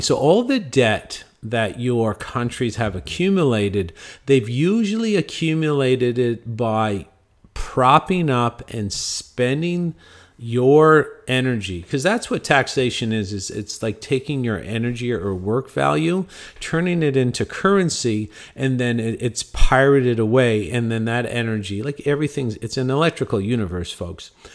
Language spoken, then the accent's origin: English; Cornwall, Ontario, Canada; my hometown of Cornwall, Ontario